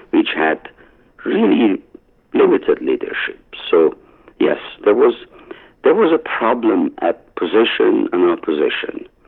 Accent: Iran; moved away

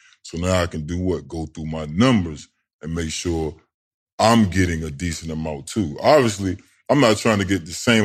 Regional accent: Norfolk, Virginia, United States; So I'm below the DMV. So you got Northern Virginia, and then you got Tidewater. I'm from Tidewater.

